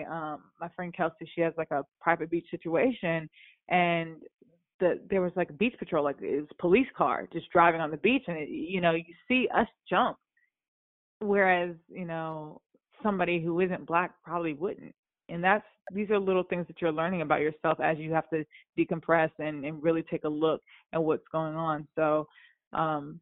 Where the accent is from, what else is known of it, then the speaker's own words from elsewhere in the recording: the South, United States; I'm from the South